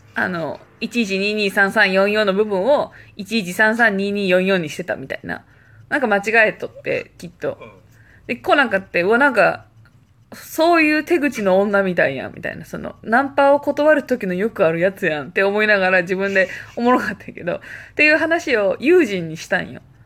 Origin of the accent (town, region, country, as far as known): Japan; now in Malta